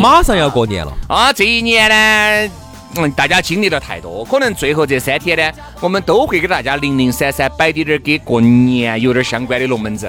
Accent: China; 既然是个中国人

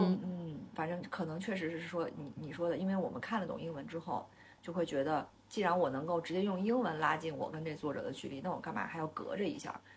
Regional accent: China; 或者说我们中国人的骨子里头其实就是吃苦耐劳，和我们从小被灌输的价值观是一致的

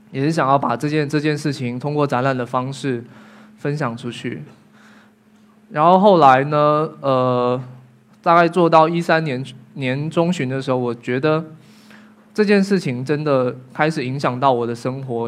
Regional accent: Fujian, China; 我们福建的德化白瓷工艺

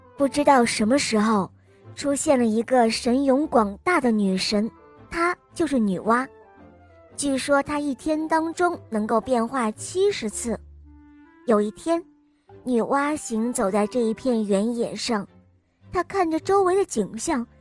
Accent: Changzhou, Jiangsu, China; 我今年五岁了，我来自江苏长洲

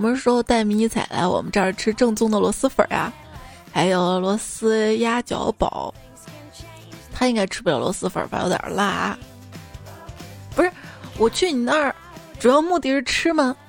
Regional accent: Henan, China; 我是一个河南人啊，我都知道去二仙桥要走成华大道。

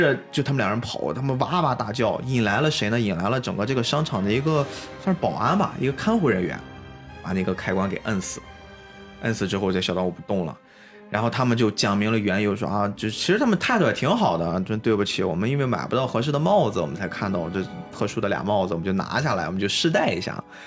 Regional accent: China; 我们中华民族、我们中国人

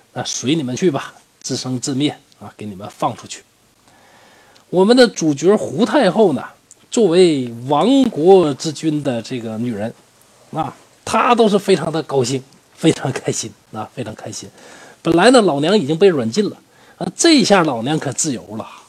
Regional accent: Northeast China, China; 我是东北人嘛

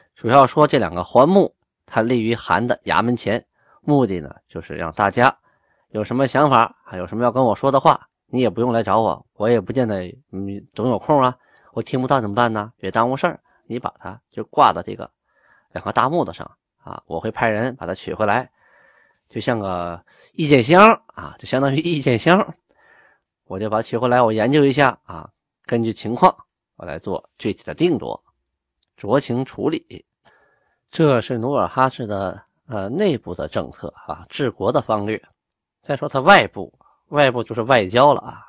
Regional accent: Shenyang, Liaoning, China; 我家就在混合边儿上，从小在那儿长大的，就在沈阳城东。在沈阳东边儿十里地，大概就是现在东塔，东塔机场左右的位置啊。那个东塔机场原来都是我家的菜地啊，哎，准确地说呢，都是我太爷爷的菜地啊。我们家的老宅子呢，就在东塔机场跑道的南边儿

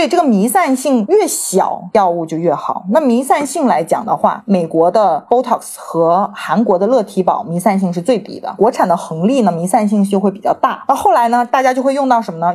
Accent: Shenzhen, Guangdong, China; also born or lived in United Kingdom; 我在出国之前呢，其实是土生土长的深圳人嘛

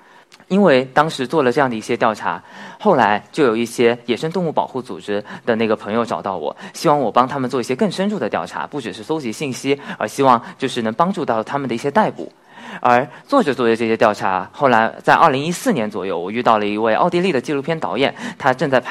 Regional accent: China; 我们中国人

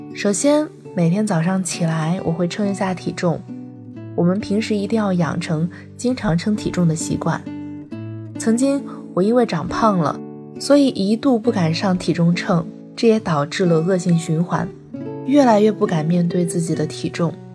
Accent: southern China, China; 我作为一个南方人，还是很喜欢米饭的

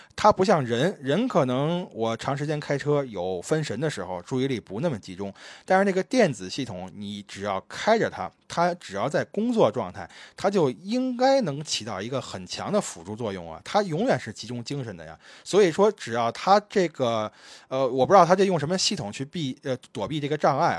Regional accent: Beijing, China; moved away; 我小时候游泳，我还拿过这个崇文区第一名的奖项呢

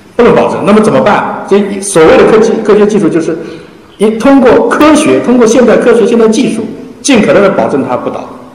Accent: China; 我们中国人

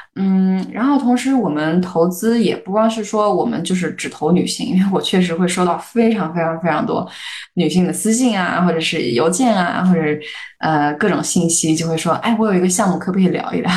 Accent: a small city in Shandong, China; moved away as an adult; also born or lived in United States; 我一个在 山东小城市长大， 然后还经历过高考，虽然我我在美国念的大学的这样的一个人

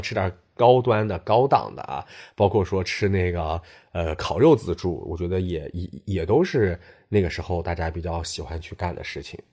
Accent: Shanxi, China; moved away as an adult; now in Beijing, China; 只有我作为一个膻系人，可能是相对靠北一点儿。然后从小这个经常吃羊肉

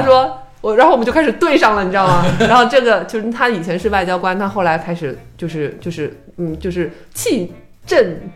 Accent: China; also born or lived in Shanghai; 我是中国人

